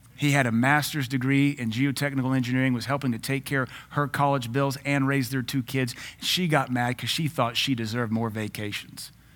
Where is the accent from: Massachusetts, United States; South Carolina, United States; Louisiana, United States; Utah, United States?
Louisiana, United States; I grew up in Louisiana